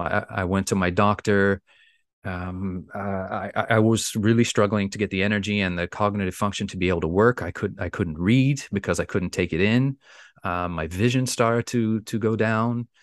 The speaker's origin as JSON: {"language": "English", "country": "Bermuda", "said": "I'm from the beautiful island of Bermuda."}